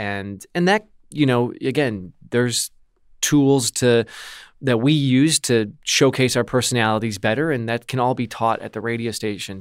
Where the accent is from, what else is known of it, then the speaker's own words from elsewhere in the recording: Milwaukee, Wisconsin, United States; my hometown, which is Milwaukee, so just out in the suburbs